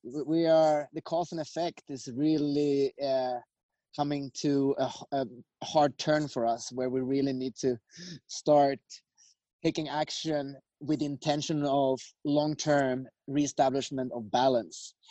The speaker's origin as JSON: {"language": "English", "country": "Sweden", "tie": "born or raised there", "also_born_or_lived": "United States", "moved": "as an adult", "said": "I grew up in Sweden."}